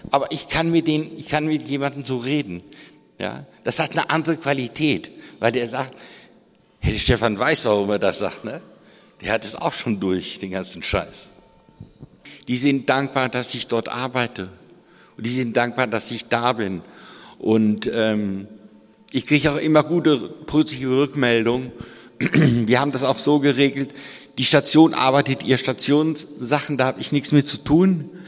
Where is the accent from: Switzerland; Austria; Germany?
Germany; Hesse; Also ich bin im Landkreis aufgewachsen in Hessen.